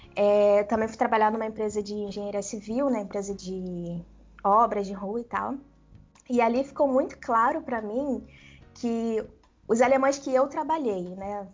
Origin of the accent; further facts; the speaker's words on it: Brazil; moved away as an adult; now in Germany; Eu sou brasileira, eu não nasci lá